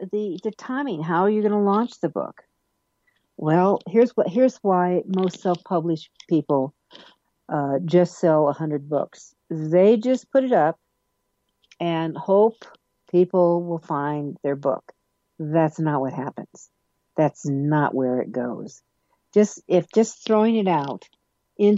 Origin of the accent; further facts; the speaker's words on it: Denver, Colorado, United States; my hometown of Denver, Colorado